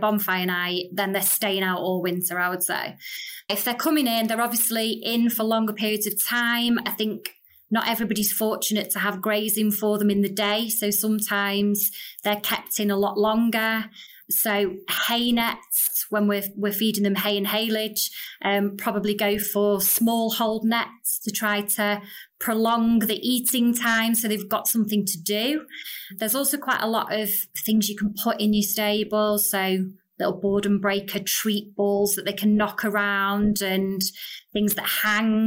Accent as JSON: {"language": "English", "town": "Stockport", "region": "North West England", "country": "United Kingdom", "said": "I'm originally from Stockport in Manchester."}